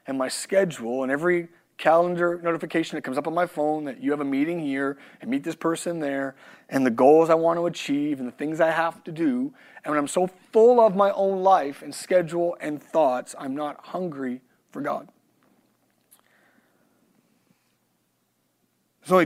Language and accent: English; Canada; moved away; I'm Canadian